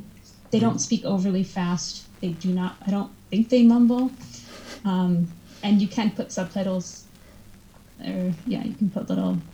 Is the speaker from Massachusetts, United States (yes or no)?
yes; Massachusetts, United States; I'm from Massachusetts, but it's not any different than how I speak.